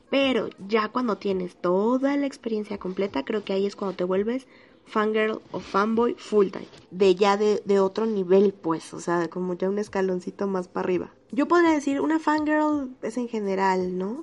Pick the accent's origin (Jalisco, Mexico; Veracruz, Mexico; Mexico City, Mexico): Mexico City, Mexico; soy de la Ciudad de México